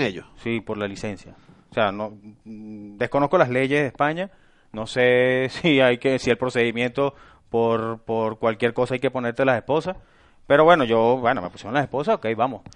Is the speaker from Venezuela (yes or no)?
yes; Venezuela; moved away as an adult; now in Spain; Yo fui 10 años taxistas en Venezuela